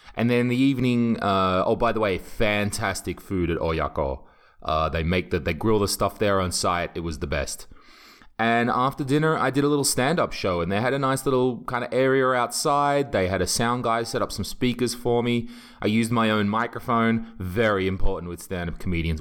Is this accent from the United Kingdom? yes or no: yes; England, United Kingdom; now in Estonia; I'm English and I don't speak Estonian